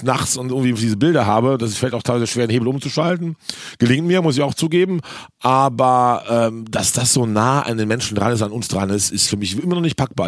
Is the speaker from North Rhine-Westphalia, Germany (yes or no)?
yes; Cologne, North Rhine-Westphalia, Germany; als Kölner mitten im Karneval